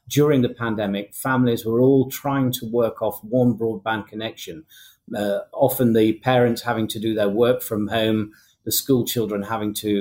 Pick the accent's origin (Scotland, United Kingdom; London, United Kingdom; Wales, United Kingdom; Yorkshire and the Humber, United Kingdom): Yorkshire and the Humber, United Kingdom; I'm from North Yorkshire, and in my little village in North Yorkshire